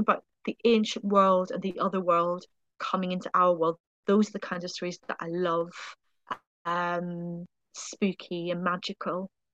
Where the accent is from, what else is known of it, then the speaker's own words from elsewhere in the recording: Ireland; moved away; being Irish